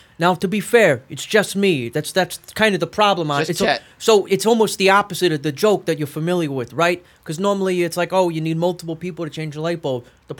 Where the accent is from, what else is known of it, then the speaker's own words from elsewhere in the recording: City Island, New York, United States; Born and raised, City Island. I come on over here into Manhattan to work every day from the island.